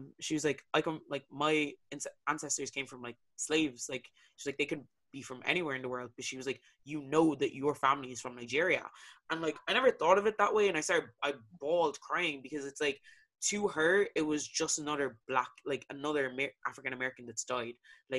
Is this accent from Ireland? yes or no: yes; Ireland; moved away; To me, I was Irish, but I'm not heritage wise, I'm not Irish. Culture wise, I am.